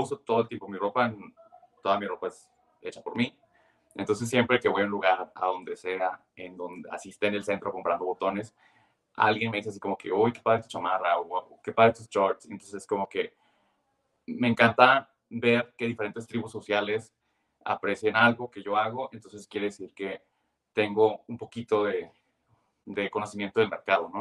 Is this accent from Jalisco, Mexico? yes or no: no; Tijuana, Baja California, Mexico; yo soy de Tijuana